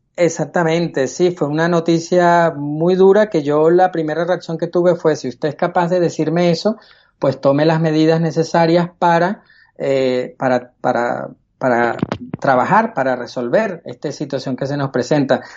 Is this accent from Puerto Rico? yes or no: no; Caracas, Capital District, Venezuela; moved away as an adult; now in Spain; Nací en Caracas, Venezuela, en el año 71